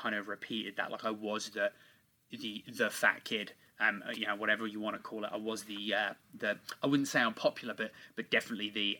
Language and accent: English; England, United Kingdom; born and raised in England.